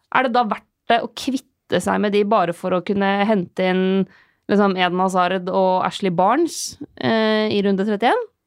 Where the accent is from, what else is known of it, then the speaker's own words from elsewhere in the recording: Lillehammer, Innlandet, Norway; jeg er fra Lillehammer